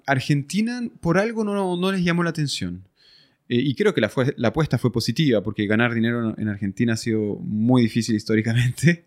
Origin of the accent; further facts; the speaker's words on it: Chile; moved away as an adult; also born or lived in France / Switzerland / Brazil; soy un francés que llegó a Chile hace mucho tiempo atrás